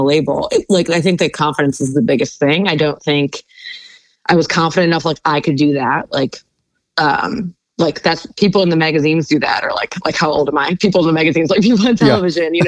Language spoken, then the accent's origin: English; Cleveland, Ohio, United States; now in Brooklyn, United States; I grew up in Cleveland, Ohio.